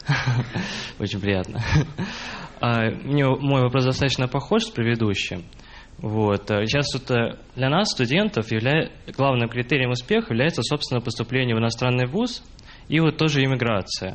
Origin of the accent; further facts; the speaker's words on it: Russia; мы родились здесь, в России